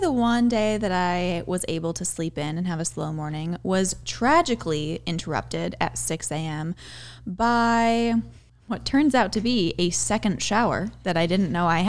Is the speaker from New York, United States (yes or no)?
no; Michigan, United States; now in Los Angeles, United States; we are three girls from Michigan living in LA, all in the film industry